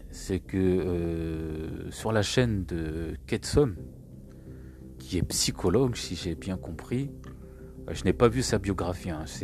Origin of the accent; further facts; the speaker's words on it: Île-de-France, France; Alors, j'ai grandi en France, je suis toujours en France, en région parisienne. Mes parents sont arrivés en 79, je suis né en 80.